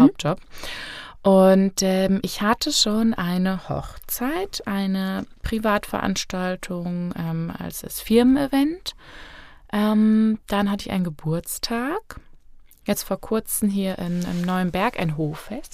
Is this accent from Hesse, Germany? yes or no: yes; Fulda, Hesse, Germany; also born or lived in Berlin; ich bin auch aus Fulda, äh, 29 Jahre